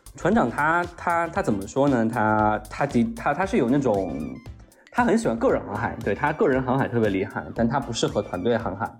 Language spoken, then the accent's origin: Chinese; Mountain City, Chongqing, China; 像我这种在山城长大的这种小孩